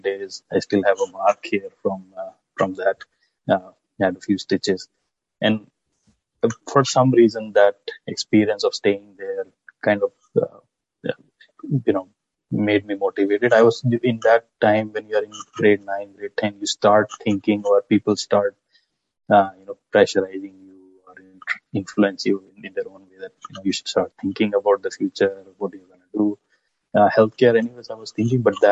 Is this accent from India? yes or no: yes; Lucknow, Uttar Pradesh, India; moved away as an adult; also born or lived in United Kingdom; now in Toronto, Canada; I come from Lucknow. My father owns a grocery